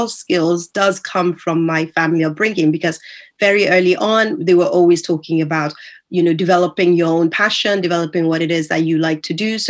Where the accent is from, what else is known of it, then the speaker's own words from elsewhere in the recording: Nigeria; moved away; also born or lived in United States; when I was growing up in Nigeria. So that by the time I moved over to the US